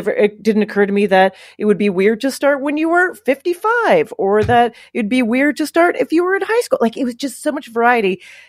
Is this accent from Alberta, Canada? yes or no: yes; Calgary, Alberta, Canada; moved away as an adult; also born or lived in Toronto; now in New York, United States; I grew up in Calgary, Alberta, Canada